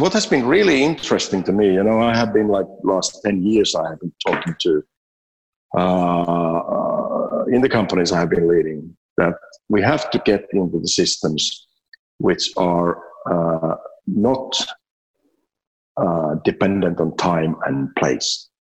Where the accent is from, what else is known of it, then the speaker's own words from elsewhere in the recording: Finland; now in Abu Dhabi, United Arab Emirates; I'm from Finland.